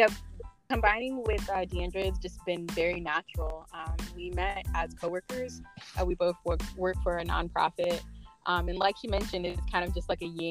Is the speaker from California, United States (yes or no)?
no; Tampa, Florida, United States; also born or lived in Tallahassee, Florida; I am originally from Tampa, Florida. Living here between Tampa and Tallahassee for most of my life